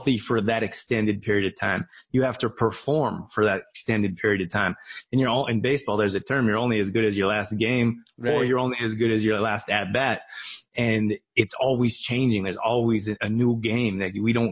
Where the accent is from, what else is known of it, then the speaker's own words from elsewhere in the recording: Canada; When I was growing up in Canada, I wanted to be a college athlete